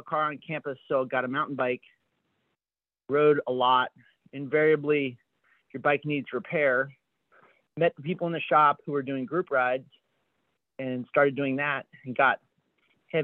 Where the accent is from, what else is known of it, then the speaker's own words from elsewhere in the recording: Ohio, United States; I was from Ohio